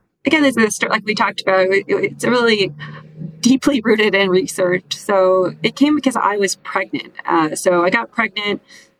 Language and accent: English; Midwest, United States; I was raised in the Midwest